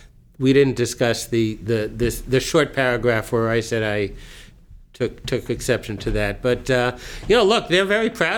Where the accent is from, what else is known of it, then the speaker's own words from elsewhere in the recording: West Hempstead, New York, United States; moved away; also born or lived in Teaneck, New Jersey; growing up in West Hempstead